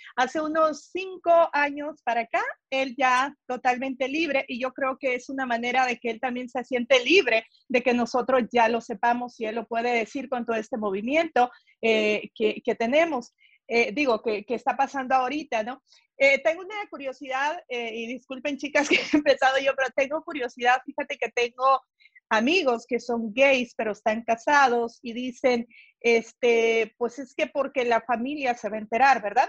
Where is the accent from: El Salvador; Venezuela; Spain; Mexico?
El Salvador; moved away; yo soy del Salvador